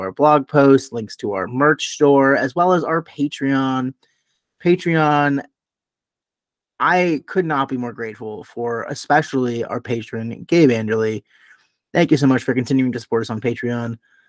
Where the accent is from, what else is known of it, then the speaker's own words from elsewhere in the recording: Chicago, Illinois, United States; being a Chicagoan